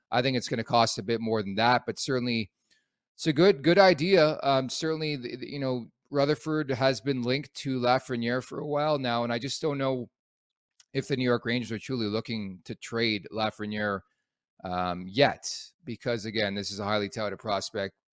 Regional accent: Montreal, Quebec, Canada; moved away; I was born in Montreal, if you can believe that.

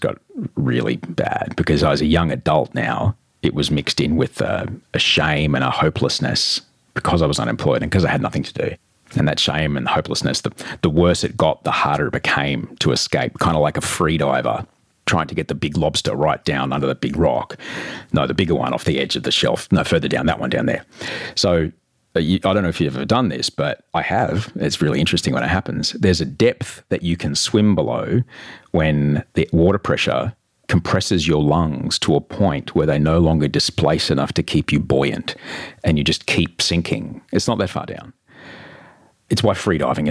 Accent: Brisbane, Queensland, Australia; I grew up in Brisbane, in Australia

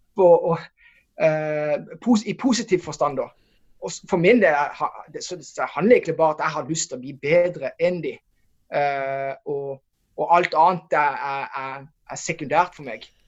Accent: Norway; hvor vi kommer fra Norge

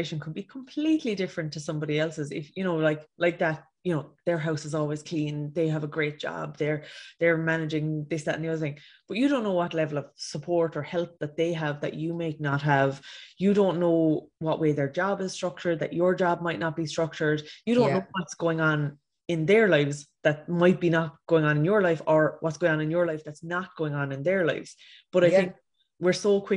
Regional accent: Ireland; as an Irish nation

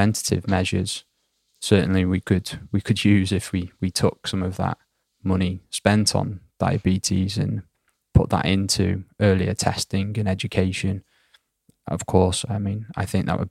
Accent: United Kingdom; born or raised there; moved away as an adult; now in Sweden

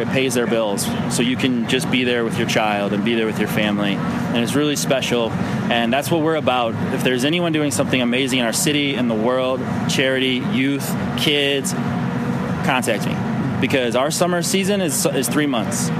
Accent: St. Louis, Missouri, United States; born or raised there

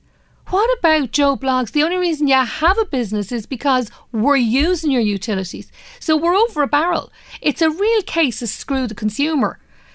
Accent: Ireland; we, as Irish people

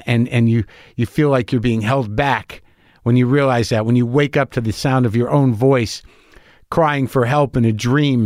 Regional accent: New Mexico, United States; also born or lived in New Jersey; I moved away when I was, you know, seven, seven or eight years old. I grew up in New Mexico

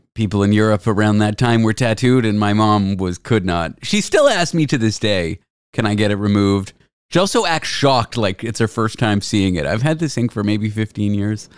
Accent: Toronto, Ontario, Canada; Growing up in Toronto

